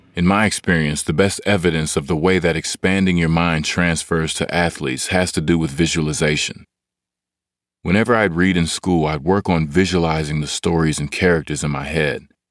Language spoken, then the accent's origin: English; Hutchins, Texas, United States; I am originally from Hutchins, Texas